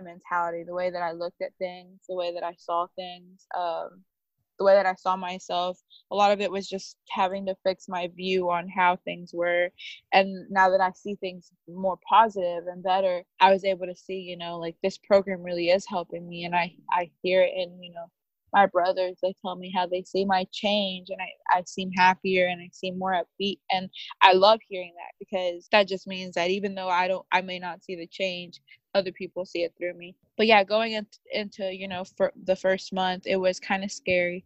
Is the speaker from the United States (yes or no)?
yes; Naples, Florida, United States; I'm from Naples, Florida